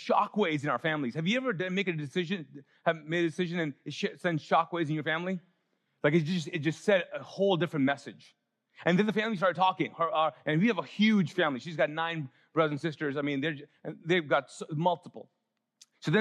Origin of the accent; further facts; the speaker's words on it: Pakistan; moved away; as a Pakistani, I can't go to India even now